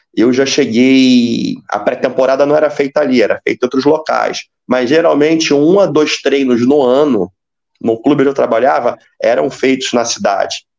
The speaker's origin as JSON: {"language": "Portuguese", "region": "Rio de Janeiro", "country": "Brazil", "also_born_or_lived": "Espírito Santo", "moved": "as an adult", "lives_now": "Bahrain", "said": "Eu sou do Rio de Janeiro"}